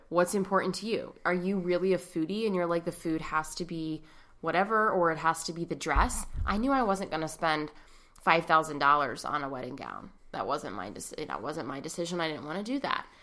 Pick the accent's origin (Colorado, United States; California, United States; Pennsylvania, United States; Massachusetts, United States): Pennsylvania, United States; Pittsburgh; we're from Pittsburgh